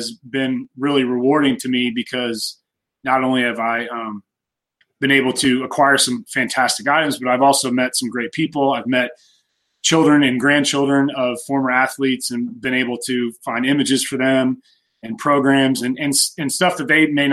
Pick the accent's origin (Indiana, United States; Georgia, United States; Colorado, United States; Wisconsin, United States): Indiana, United States; Bloomington; I grew up in Bloomington